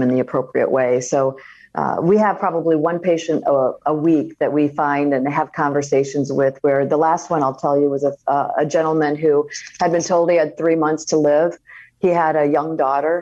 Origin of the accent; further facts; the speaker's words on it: Iowa, United States; moved away; growing up in Iowa